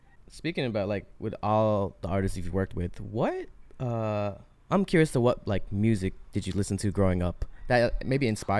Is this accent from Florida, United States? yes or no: yes; Miami, Florida, United States; moved away; also born or lived in New York; I'm from Miami, Florida, so I'm another city boy from the South. But I went to New York for a good amount of time.